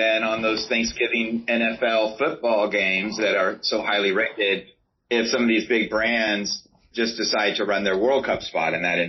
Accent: United States; I'm an American.

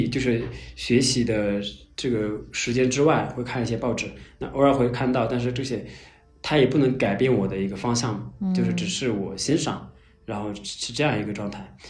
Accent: Qinghai, China; also born or lived in Beijing; 我是嗯在青海藏区的牧区长大，啊，后来上大学上了呃两个月就退学去北京工作生活，然后又回到青海就开始做独立出版物

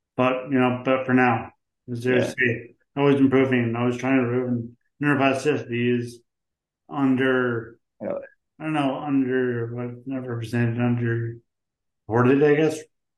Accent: St. John's, Newfoundland and Labrador, Canada; also born or lived in Ontario / British Columbia; I grew up where I am now, but I moved around Canada. So you go to university. Went to university in Ontario and BC

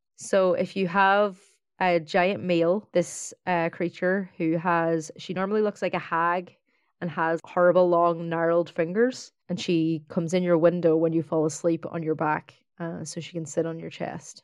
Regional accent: County Donegal, Ireland; now in Dublin, Ireland; I grew up in, in a small town in Donegal

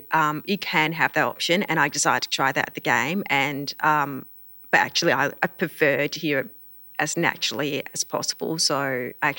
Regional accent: Queensland, Australia; I am a Queenslander.

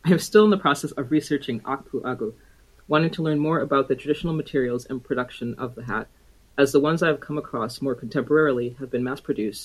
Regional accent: Nigeria; I am Igbo

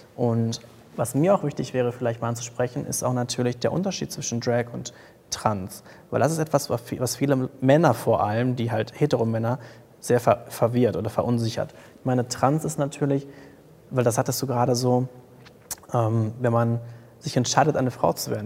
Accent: Paderborn, North Rhine-Westphalia, Germany; ich komme aus Paderborn

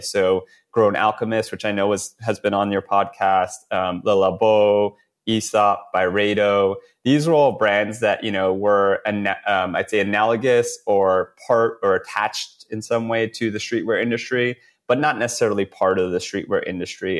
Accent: New York, United States; we're both, you know, born and raised in New York

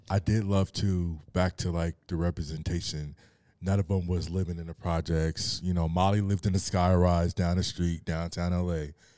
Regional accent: Torrance, California, United States; I was born in Torrance.

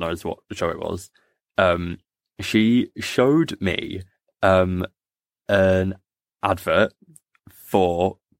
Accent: Hull, Yorkshire and the Humber, United Kingdom; now in Manchester, United Kingdom; we're both from Hull, but I live in Manchester.

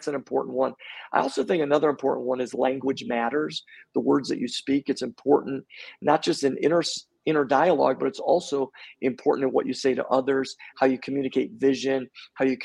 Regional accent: Buffalo, New York, United States; also born or lived in Long Island, New York; I grew up in Buffalo, New York

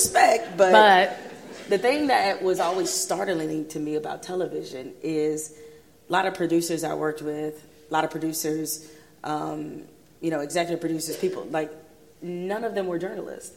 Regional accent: Detroit, Michigan, United States; moved away; I grew up in Detroit. I mean, the city was like 90% black.

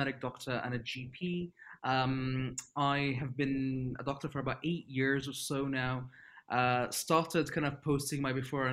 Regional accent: Libya; moved away as an adult; growing up in Libya, where I'm from

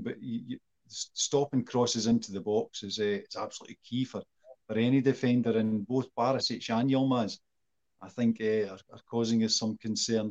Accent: Scotland, United Kingdom; me and Sean are Scottish

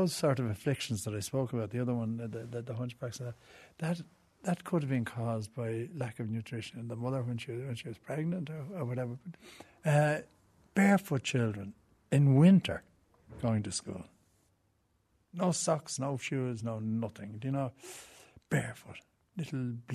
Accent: Dublin, Leinster, Ireland; I grew up in Ballybock, in Sackville Avenue. It was right at the back of Croke Park

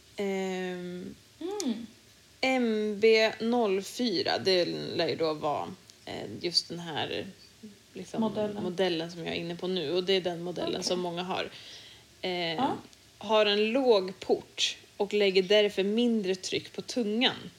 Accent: Sweden; hemma i Sverige

